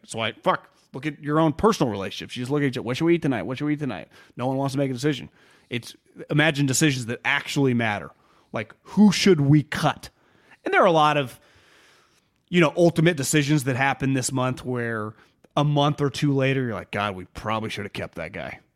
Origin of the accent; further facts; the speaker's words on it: Davis, California, United States; I grew up in Davis.